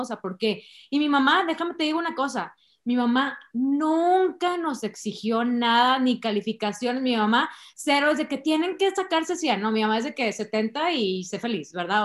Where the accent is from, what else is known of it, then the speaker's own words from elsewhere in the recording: San Pedro Garza García, Nuevo León, Mexico; also born or lived in Carretera Nacional, Monterrey; yo toda la vida crecí en San Pedro